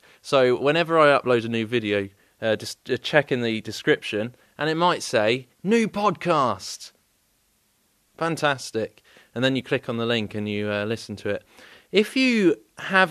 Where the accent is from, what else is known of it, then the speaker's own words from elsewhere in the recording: England, United Kingdom; accent: English; I do have an English accent